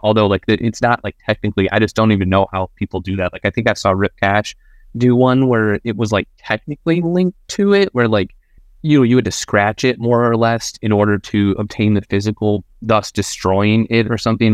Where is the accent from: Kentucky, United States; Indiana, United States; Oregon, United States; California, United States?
Indiana, United States; Northern; growing up in Indiana, we didn't have a, we didn't have a fucking art museum.